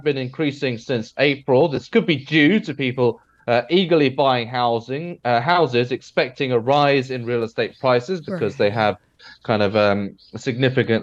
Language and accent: English; United Kingdom; me being British